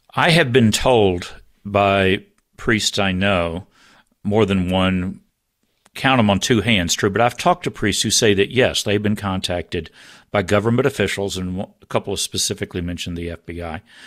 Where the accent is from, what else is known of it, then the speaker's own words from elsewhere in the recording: United States; I'm an American